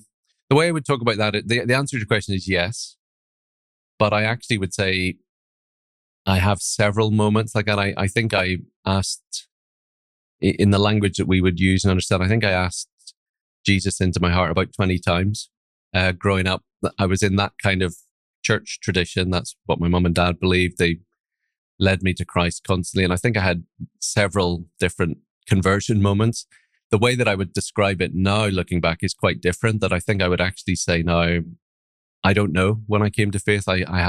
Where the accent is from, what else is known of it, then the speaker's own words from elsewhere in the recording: Northern Ireland, United Kingdom; accent: Northern Irish; now in Aberdeen, United Kingdom; My accent's a mixture of Northern Irish accent. I have a Northern Irish father and probably a little bit of Scottish accent thrown in there as well. I've lived in Aberdeen in the northeast of Scotland for 20 years